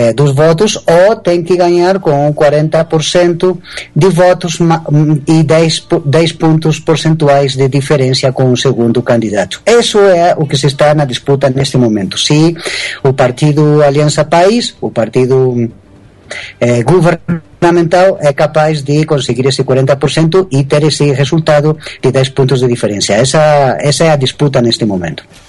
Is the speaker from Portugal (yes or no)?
no; Spain; Portuguese is a second language; moved away as an adult; also born or lived in São Paulo, Brazil / Latin America; now in Ecuador; meus pais voltaram quando eu era ainda muito pequeno para a Espanha e, é, digamos que eu, me, eu cresci, me eduquei na Espanha